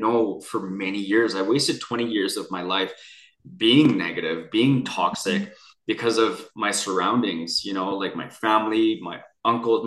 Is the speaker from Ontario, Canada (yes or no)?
no; Vancouver, British Columbia, Canada; I grew up near Chinatown in downtown in Vancouver, British Columbia